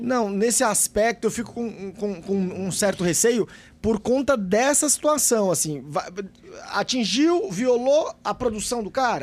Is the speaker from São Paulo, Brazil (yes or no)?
no; Bahia, Brazil; moved away; eu sou baiano, na minha, eu, tenho uma, eu morava em uma cidade que tem aproximadamente 25 mil habitantes